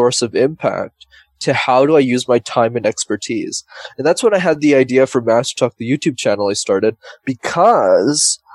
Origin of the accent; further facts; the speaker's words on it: Montreal, Quebec, Canada; born and raised in Montreal, Canada.